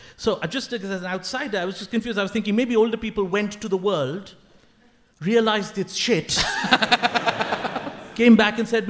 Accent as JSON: {"language": "English", "town": "Kolkata", "region": "West Bengal", "country": "India", "tie": "born or raised there", "said": "I'm from Calcutta, hometown."}